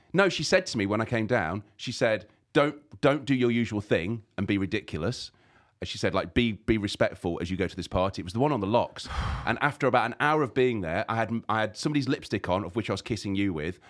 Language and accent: English; Leicester, East Midlands, United Kingdom; I'm from Leicester, just down the road.